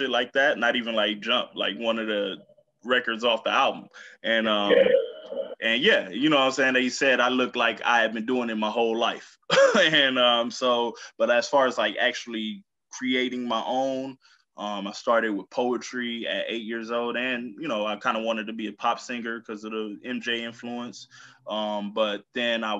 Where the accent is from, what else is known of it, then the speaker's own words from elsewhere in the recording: Milwaukee, Wisconsin, United States; moved away; also born or lived in Berlin, Germany / Colorado Springs / South Carolina; finally landed back in Milwaukee where I was raised